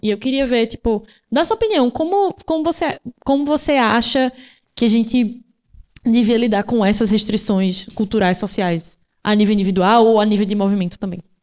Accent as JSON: {"language": "Portuguese", "town": "Recife", "region": "Pernambuco", "country": "Brazil", "moved": "yes", "lives_now": "São Paulo, Brazil", "said": "Recife, que é de onde eu sou"}